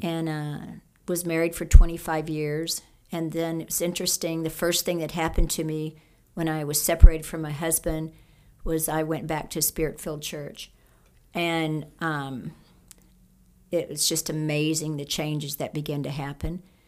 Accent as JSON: {"language": "English", "area": "Cajun", "region": "Louisiana", "country": "United States", "said": "I'm a Cajun"}